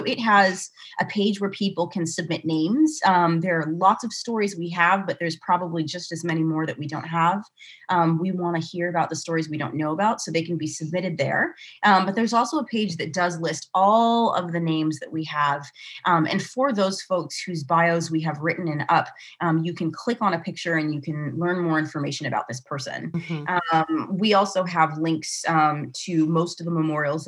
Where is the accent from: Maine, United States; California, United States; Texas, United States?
California, United States; Santa Barbara; accent: Southern California; also born or lived in Eswatini / Bay Area, California / Southern Oregon; Santa Barbara, where he taught, for a long time and where I grew up